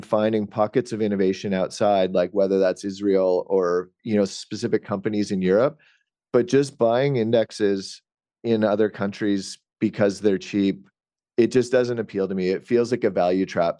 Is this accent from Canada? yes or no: yes; Canada; I'm Canadian